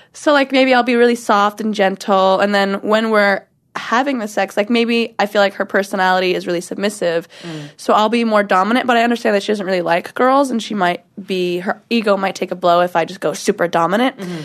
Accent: Washington, United States; also born or lived in North Carolina / Portland; now in Los Angeles, United States; North Carolina is where I was born. I am from Washington, where I was raised

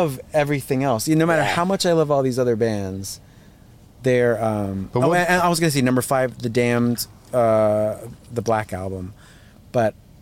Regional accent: Long Island, New York, United States; also born or lived in Brazil; when I grew up in New York on Long Island

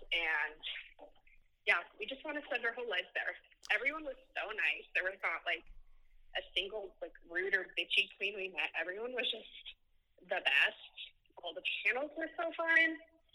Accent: Salt Lake City, Utah, United States; I'm from Salt Lake City, Utah.

